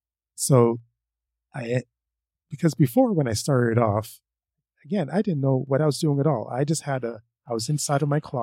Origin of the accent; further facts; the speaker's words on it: Canada; I'm Canadian. I live in Ottawa.